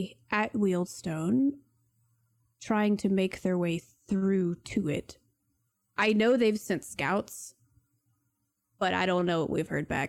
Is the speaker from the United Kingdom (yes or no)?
yes; Wealdstone, London, United Kingdom; I'm from Wealdstone. We all know about it now.